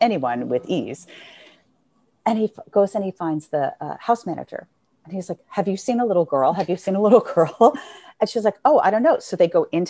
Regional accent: New York City, New York, United States; I grew up in New York City.

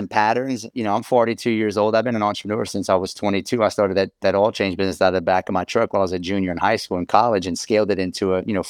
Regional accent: Louisiana, United States; A lot of times I'm from South Louisiana.

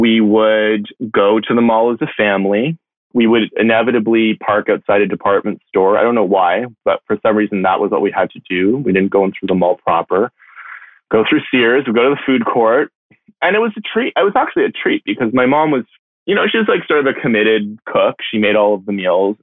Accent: Toronto, Ontario, Canada; I grew up in Etobicoke, so sort of a suburb of Toronto

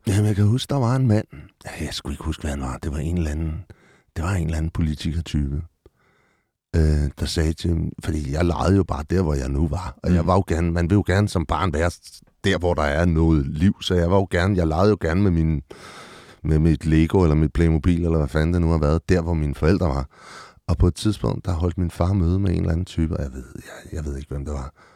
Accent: Copenhagen, Capital Region of Denmark, Denmark; jeg er født på Rigshospitalet, men opvokset, øh, født og øh, born and raised på Amager

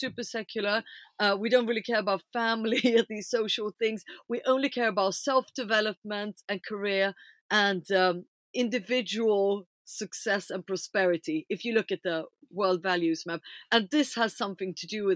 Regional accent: Stockholm, Stockholm County, Sweden; I'm obviously a very white person, being born and raised in Stockholm

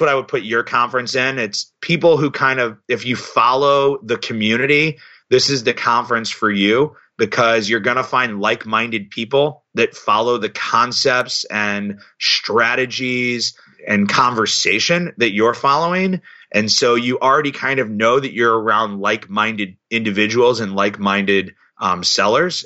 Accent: St. Louis, Missouri, United States; I'm from Saint Louis

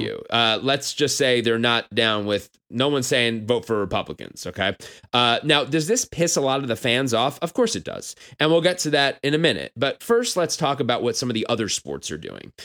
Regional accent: New York, United States; I'm from New York.

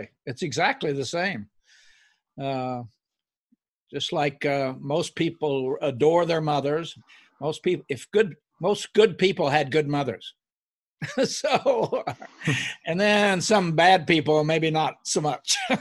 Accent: Oklahoma, United States; moved away; I grew up in Oklahoma, a little farm

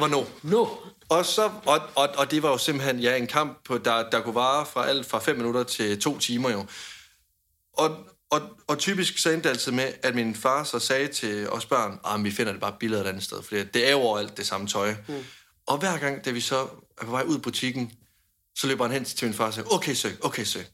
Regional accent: Denmark; hjemme i Danmark

